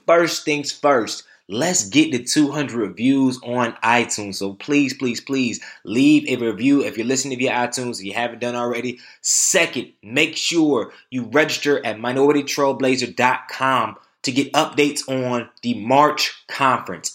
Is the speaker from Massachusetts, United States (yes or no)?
no; Durham, North Carolina, United States; my hometown